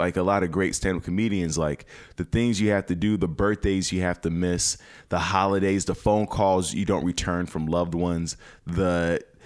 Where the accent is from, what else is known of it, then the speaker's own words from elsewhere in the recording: Chicago, Illinois, United States; now in Los Angeles, United States; I'm from Chicago. Chicago is one of the greatest cities in the world.